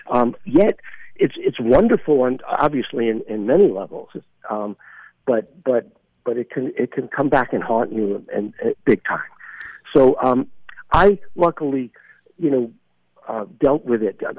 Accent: Brooklyn, New York, United States; I grew up in Brooklyn, and as we talked about, and I, I thank God that I had a normal childhood, and I went to you know uh, public schools and high school

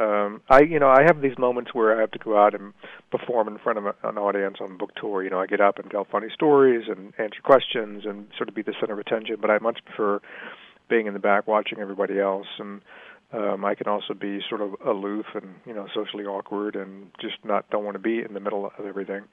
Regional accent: Richmond, Virginia, United States; I grew up in Richmond, Virginia in the 60s and 70s

